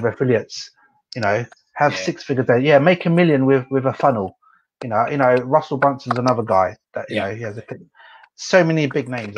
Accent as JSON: {"language": "English", "area": "Essex", "region": "East of England", "country": "United Kingdom", "also_born_or_lived": "London", "moved": "as an adult", "lives_now": "Myanmar", "said": "I'm from Essex"}